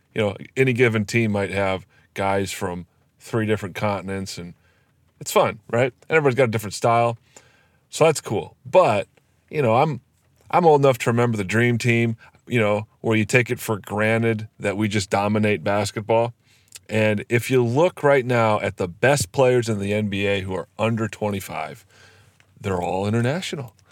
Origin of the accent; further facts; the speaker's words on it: Iowa, United States; My home state of Iowa